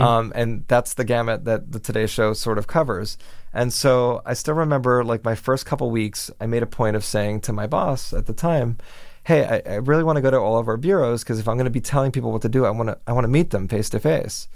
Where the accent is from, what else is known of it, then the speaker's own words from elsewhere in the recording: Miami, Florida, United States; moved away as an adult; now in New York, United States; growing up in Miami